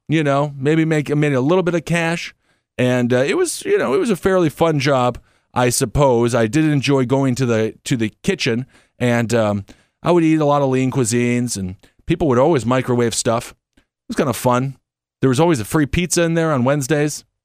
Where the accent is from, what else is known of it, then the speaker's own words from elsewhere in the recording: Wisconsin, United States; now in New York, United States; I'm from Wisconsin.